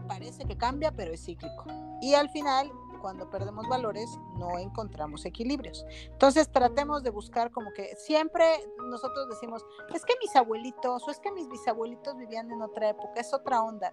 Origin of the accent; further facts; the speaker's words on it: Mexico; mi país